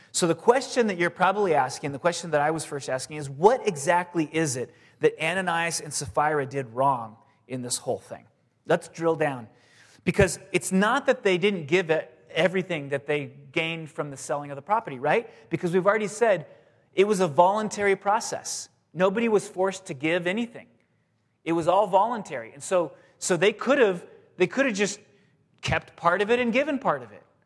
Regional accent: San Diego, California, United States; moved away; I grew up in San Diego, and I went to the beach all the time, and my parents still live there

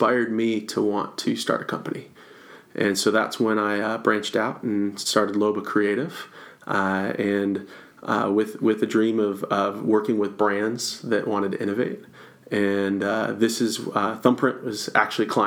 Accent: Rochester, Michigan, United States; moved away as an adult; now in Florida, United States; I was born and raised in Michigan and north of Detroit

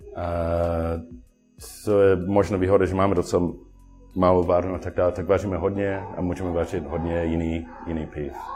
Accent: Sydney, New South Wales, Australia; Czech is a second language; moved away as an adult; now in Plzeň, Czechia; já jsem dlouho byl domovárník a prostě pivný nadšenec v Austrálii, jak jsem původně ze, ze Sydney

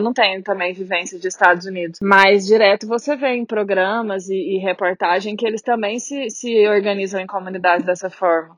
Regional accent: Brazil; moved away as an adult; now in Ireland; Ainda não tive nada negativo por ser brasileira

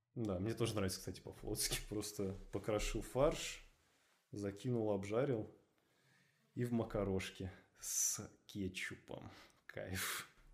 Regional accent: Moscow, Russia; Я москвич.

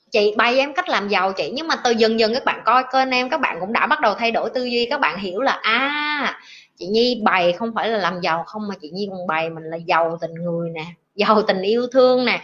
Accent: Tam Kỳ, Quang Nam, Vietnam; born there; anh ở ngay chợ tâm kỳ luôn vì sinh ở tâm kỳ nên anh hiểu anh nghe giọng em rất thân thương

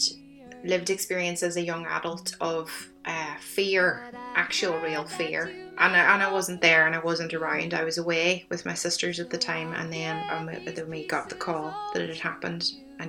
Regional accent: County Tyrone, Northern Ireland, United Kingdom; now in Limerick, Ireland; I had a very quiet experience of growing up in Northern Ireland, you know, that rural safety

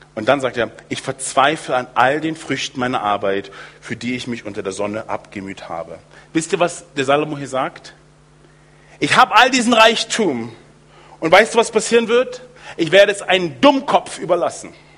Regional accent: United States; moved away; in den USA, wo ich aufgewachsen bin

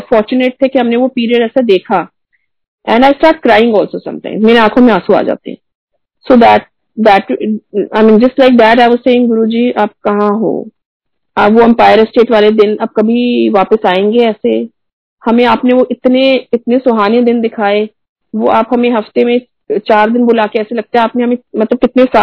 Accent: Pune, Maharashtra, India; मैं पुणे से हूँ आप uh, गुड़गांव से हो और हम कैसे रामगढ़ में मिले हैं

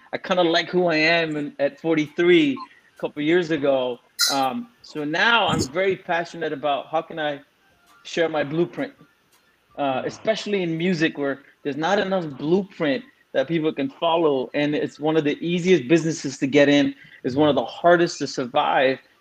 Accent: Singapore; also born or lived in India / Scarborough, Canada; now in Canada; Like I was born in, in, in, India, but I left when I was three. I grew up in Singapore

